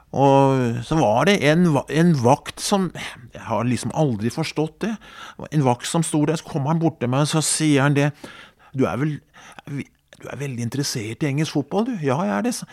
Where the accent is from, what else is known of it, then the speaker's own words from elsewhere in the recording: Skedsmo, Akershus, Norway; hjemme i Skedsmo